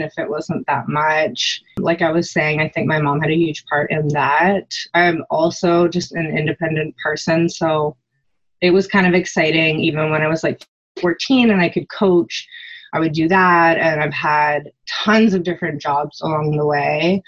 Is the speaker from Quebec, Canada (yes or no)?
no; just outside of Vancouver, British Columbia, Canada; we grew up just outside of Vancouver, and everything we did was as a family.